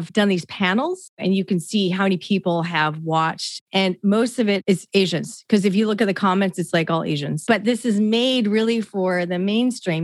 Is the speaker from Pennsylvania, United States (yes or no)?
no; Bothell, Washington, United States; first language English; also born or lived in Seattle, Washington; where I grew up in Bothell